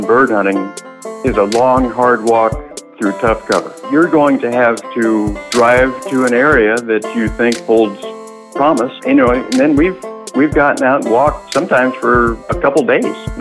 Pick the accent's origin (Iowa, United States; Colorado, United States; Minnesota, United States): Iowa, United States; Ames; I'm calling from Ames, Iowa. I've lived here all my life